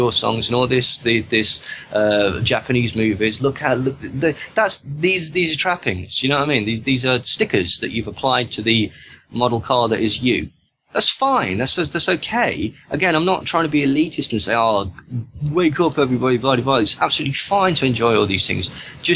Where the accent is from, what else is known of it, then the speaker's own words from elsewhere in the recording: United Kingdom; accent: British; my British accent